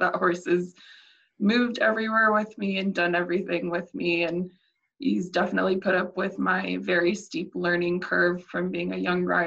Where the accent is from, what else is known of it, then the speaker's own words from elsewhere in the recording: United States; the state that I'm from within the US